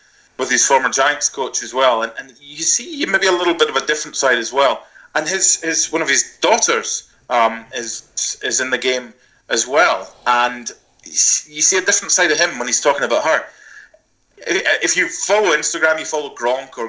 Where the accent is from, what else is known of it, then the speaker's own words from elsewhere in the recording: Scotland, United Kingdom; now in United States; I'm from Scotland